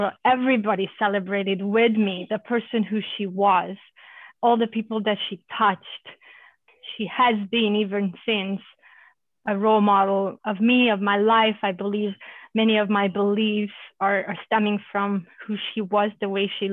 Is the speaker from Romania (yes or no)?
yes; Romania; also born or lived in Germany; now in United States; I grew up in Romania as a Hungarian during communism